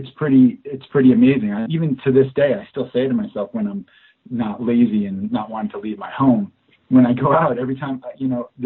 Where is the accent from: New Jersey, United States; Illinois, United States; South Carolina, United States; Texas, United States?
New Jersey, United States; moved away as an adult; also born or lived in New York / Arizona; now in Los Angeles, United States; I went to college in New Jersey. I'm originally from New Jersey.